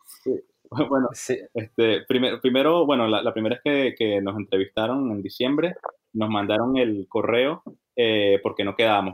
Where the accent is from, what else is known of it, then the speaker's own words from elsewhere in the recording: Venezuela; also born or lived in Bogotá / Boston / Texas; now in New York, United States; somos este, criollos, nacidos y criados en Venezuela